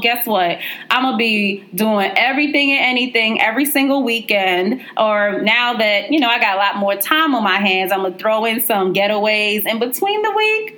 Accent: New York City, New York, United States; growing up in Brooklyn

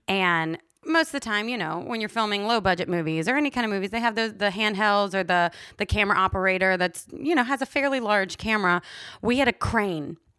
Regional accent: Louisiana, United States; moved away as an adult; now in Los Angeles, United States; I'm from Louisiana. We grew up in Mardi Gras

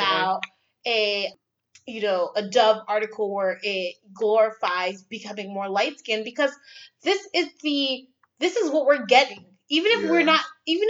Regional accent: Trinidad & Tobago; I'm Trinidadian

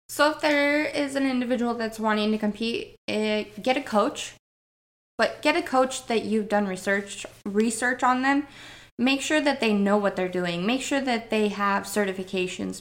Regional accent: Priest River, Idaho, United States; moved away as an adult; now in Alaska, United States; Northern Idaho. I grew up in Priest River, um, so Coeur d'Alene, Coeur d'Alene area.

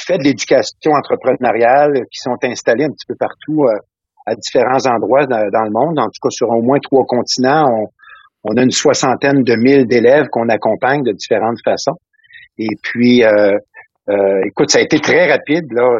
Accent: Salaberry-de-Valleyfield, Quebec, Canada; moved away as an adult; also born or lived in Cap-de-la-Madeleine, Trois-Rivières, Quebec; now in Ontario, Canada; je suis né dans la région du Cap de la Madeleine, la Trois-Rivières. OK. Mais j'ai grandi, euh, j'ai grandi principalement mon adolescence dans la région de, de Valleyfield, dans le sud-ouest de Montréal

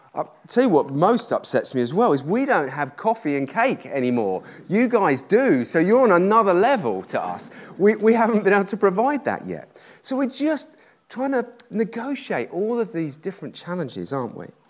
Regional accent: United Kingdom; I'm British

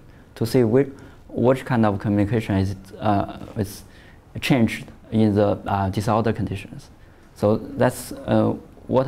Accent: Shandong, China; moved away; also born or lived in Shaanxi, China; I was born in Shandong province at China, in the middle east of China.

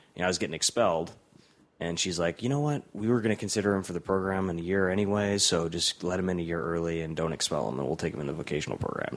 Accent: Cleveland, Ohio, United States; moved away as an adult; also born or lived in Columbus; I'm from Cleveland

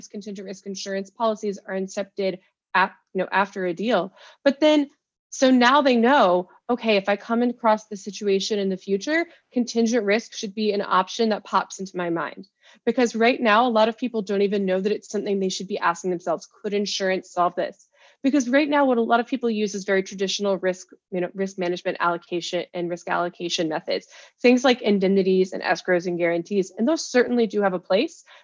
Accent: United States; accent: American; As you can tell from my accent, I'm American

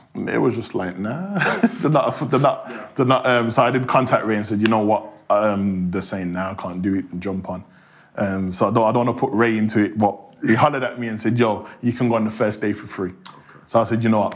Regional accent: Birmingham, West Midlands, United Kingdom; accent: Birmingham; growing up in Hockley, which is right next door to Handsworth

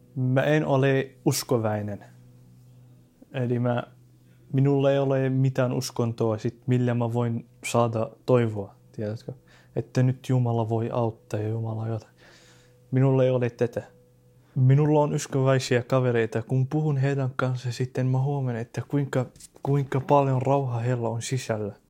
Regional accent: Syria; Finnish is a second language; now in Finland; mä olen syyrialainen

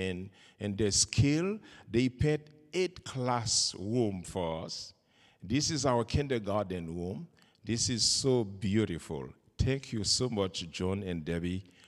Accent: Haiti; I'm from Haiti

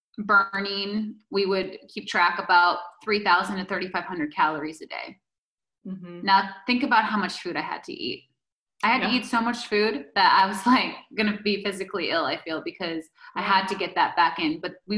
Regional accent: Green Bay, Wisconsin, United States; I still have the pizza with ranch once in a while, you know, because, you know, I'm from Green Bay.

